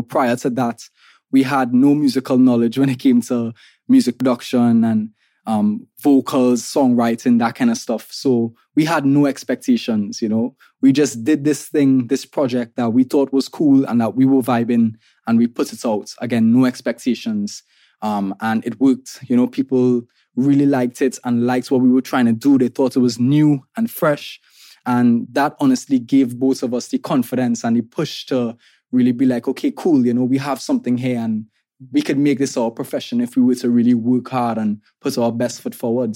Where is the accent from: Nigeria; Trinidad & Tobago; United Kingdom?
Trinidad & Tobago; I'm an artist from Trinidad and Tobago